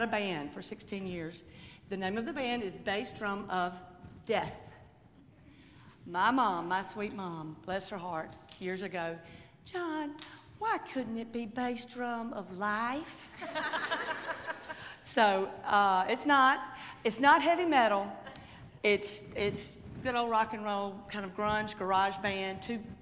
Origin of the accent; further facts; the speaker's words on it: Jackson, Mississippi, United States; I grew up in Jackson and met my husband at Ole Miss